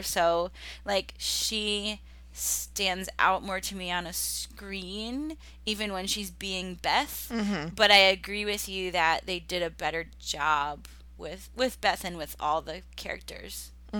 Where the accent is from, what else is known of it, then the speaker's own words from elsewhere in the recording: United States; I'm American.